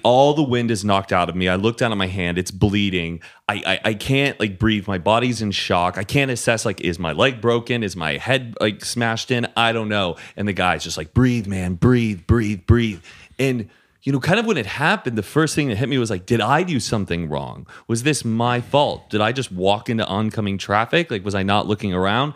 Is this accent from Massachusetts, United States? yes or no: no; Dallas, Texas, United States; moved away; I grew up in the suburbs of Dallas